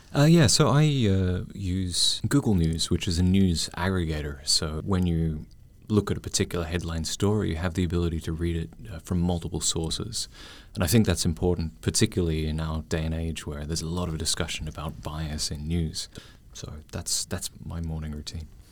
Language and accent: English; Melbourne, Victoria, Australia; now in Taiwan; I'm Australian Taiwanese